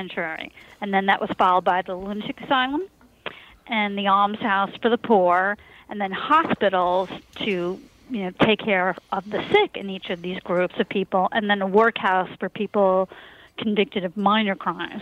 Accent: Long Island, New York, United States; I grew up on Long Island.

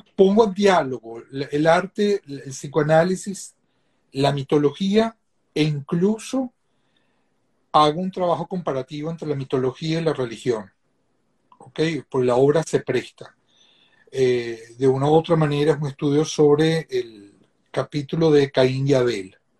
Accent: Venezuela; moved away as an adult; also born or lived in Sweden / Spain; me vuelvo a regresar a Venezuela

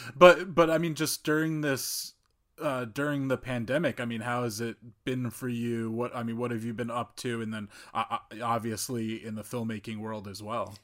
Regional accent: North New Jersey, United States; I grew up in North New Jersey

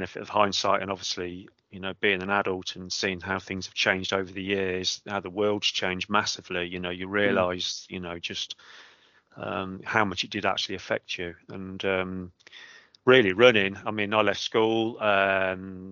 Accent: Coventry, West Midlands, United Kingdom; moved away as an adult; now in Cotswolds, United Kingdom; Coventry, born and bred. All my education was in Coventry

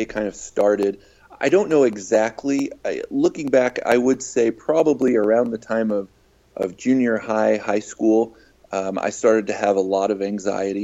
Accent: Farmington, Utah, United States; I grew up in Farmington, Utah, which is just a little bit north of Salt Lake

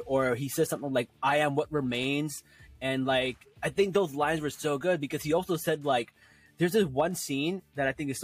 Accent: New Jersey, United States; I'm from Jersey

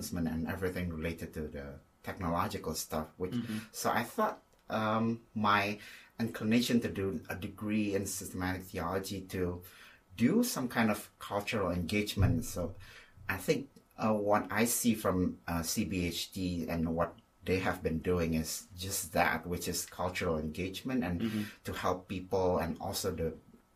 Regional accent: Indonesia; moved away as an adult; also born or lived in Australia; now in Chicago, United States; I come from Indonesia, so I myself am Chinese, Indonesian to be more specific

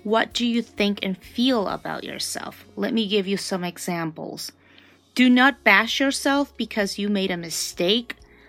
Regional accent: Honduras; I am from Honduras, which is the heart of Central America.

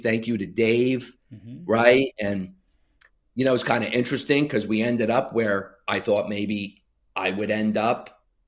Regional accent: Sayreville, New Jersey, United States; now in Arizona, United States; Sayreville, New Jersey. Yep. My hometown where I grew up

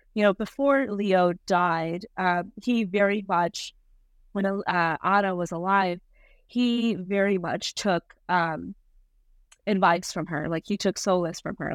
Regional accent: Rajasthan, India; I was born in Rajasthan, India

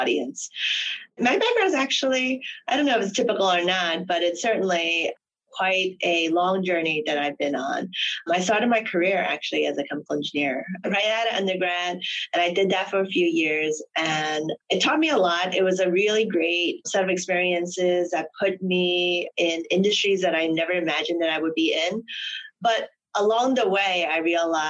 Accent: New York, United States; also born or lived in Hong Kong; I grew up in New York.

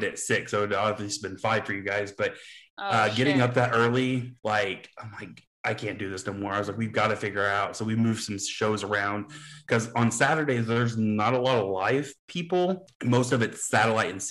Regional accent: Southern Illinois, United States; also born or lived in New York / Kansas City; I'm from Southern Illinois.

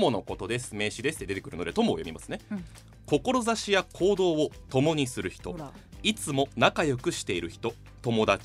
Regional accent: Himeji, Hyogo, Japan; 私の地元ですね姫路市で

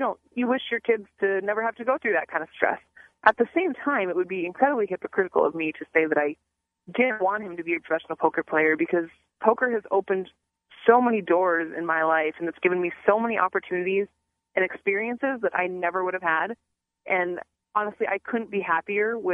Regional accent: Minnesota, United States

